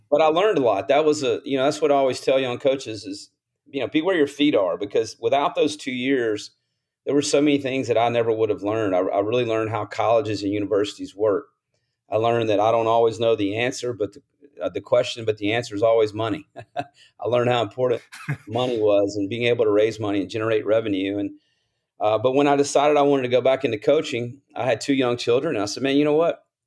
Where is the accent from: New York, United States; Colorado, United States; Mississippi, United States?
Mississippi, United States; Columbus; I grew up in Columbus, Mississippi, a small town, about twenty-five thousand people